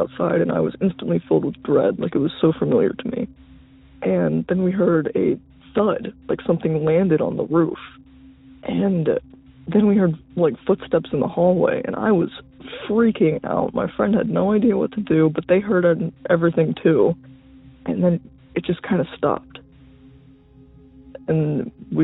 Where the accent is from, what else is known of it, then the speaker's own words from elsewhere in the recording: Ohio, United States; I'm from Ohio